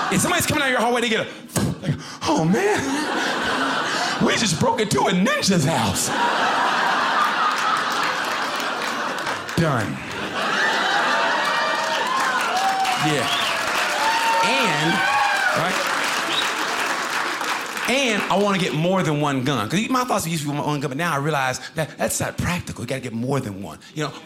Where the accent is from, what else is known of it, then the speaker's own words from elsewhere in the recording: Oklahoma, United States; moved away; I grew up originally, by the way, in Oklahoma